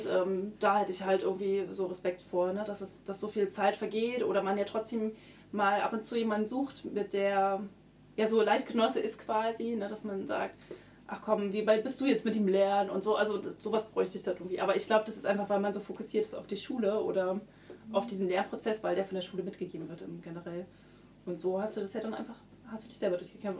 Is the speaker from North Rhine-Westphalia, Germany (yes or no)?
no; Berlin, Germany; ich bin aus Berlin